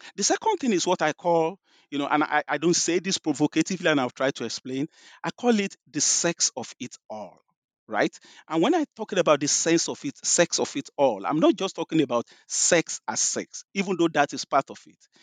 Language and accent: English; Nigeria; moved away as an adult; also born or lived in London; if you can tell from my, my accent, you know, I grew up in Nigeria. I was born in Nigeria.